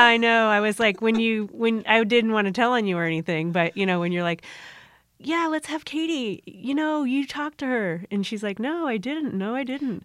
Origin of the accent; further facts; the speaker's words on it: Hermosa Beach, California, United States; also born or lived in Las Vegas; Born and raised in Hermosa Beach.